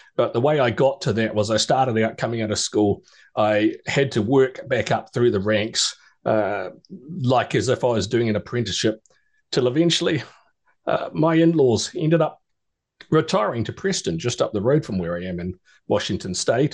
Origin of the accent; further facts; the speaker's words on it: New Zealand; moved away as an adult; also born or lived in Australia; I was born and raised in New Zealand and spent uh, 37 years of my life there